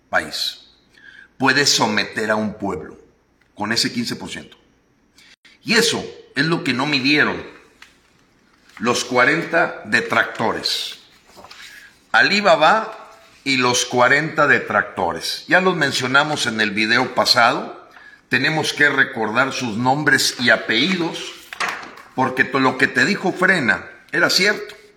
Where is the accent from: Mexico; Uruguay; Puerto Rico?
Mexico; quiero ser muy claro en agradecer como mexicano, como hombre que luchó hombro con hombro con muchísimos mexicanos